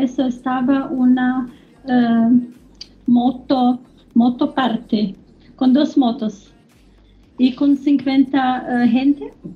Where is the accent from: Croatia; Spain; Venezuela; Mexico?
Croatia; Spanish is a second language; now in Germany; yo soy de Croacia, pero vivo en Alemania 30 años.